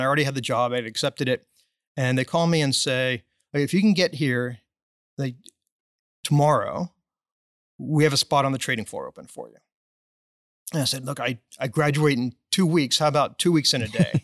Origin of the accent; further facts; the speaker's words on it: Dallas, Texas, United States; I was born and raised in Dallas.